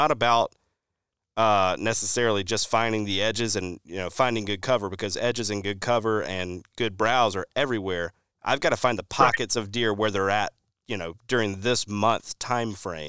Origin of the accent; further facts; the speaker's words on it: Alabama, United States; I think of a place we were on when I growing up in Alabama